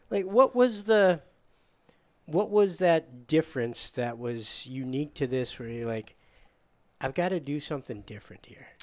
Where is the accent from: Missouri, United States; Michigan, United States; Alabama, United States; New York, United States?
Michigan, United States; I'm from Michigan